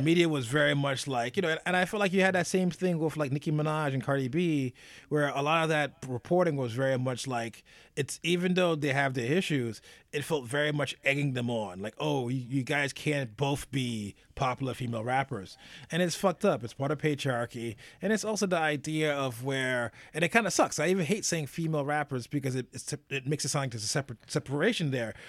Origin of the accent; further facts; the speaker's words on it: United States; as an American